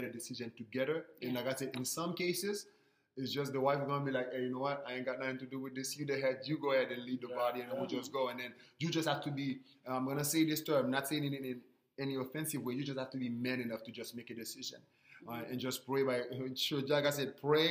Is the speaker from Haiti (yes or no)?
yes; Haiti; I'm from Haiti